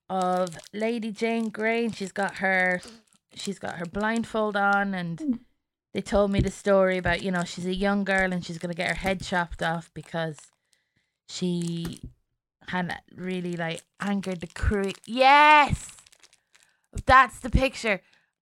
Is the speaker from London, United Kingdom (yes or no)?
yes; London, United Kingdom; born there; also born or lived in Germany / Ireland; So I was born in London and I moved to Germany and then to Ireland and back to London.